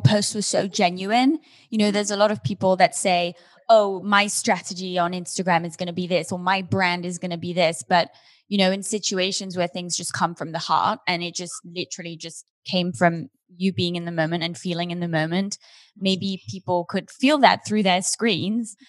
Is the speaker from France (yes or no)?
no; Switzerland; now in Los Angeles, United States; I'm from Switzerland